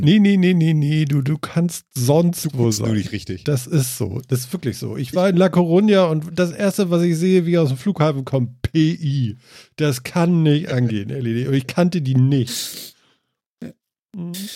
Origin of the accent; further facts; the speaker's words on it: Germany; bei uns in Deutschland